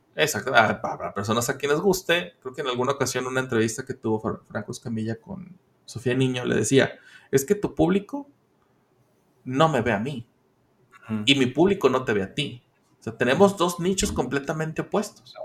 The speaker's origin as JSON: {"language": "Spanish", "country": "Mexico"}